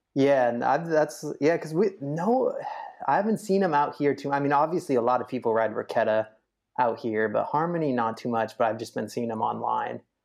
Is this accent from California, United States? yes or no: yes; Sacramento, California, United States; growing up in Sacramento